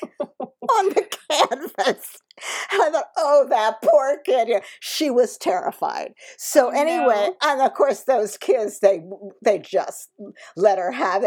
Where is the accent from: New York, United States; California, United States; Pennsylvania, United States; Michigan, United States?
Pennsylvania, United States; Philadelphia; moved away; I'm joining the show in Philadelphia, which is great, my hometown